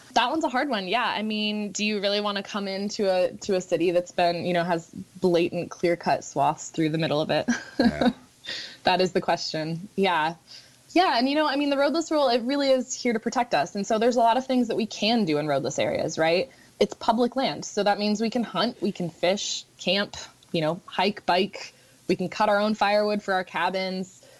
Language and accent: English; Juneau, Alaska, United States; I was born and raised here in Juneau